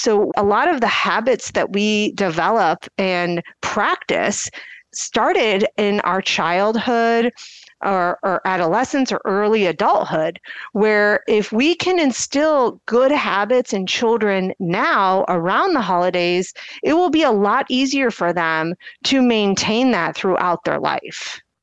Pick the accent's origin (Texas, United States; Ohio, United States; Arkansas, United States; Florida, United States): Ohio, United States; Akron; I'm from the Akron area